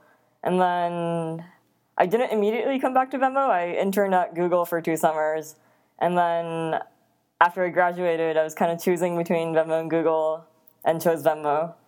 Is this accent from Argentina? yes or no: no; Netherlands; also born or lived in Japan / East Coast, United States; But after Japan, my family and I, we moved to the Netherlands, and we were there for 8 years. And then we moved to the East Coast, and then I moved out to the Bay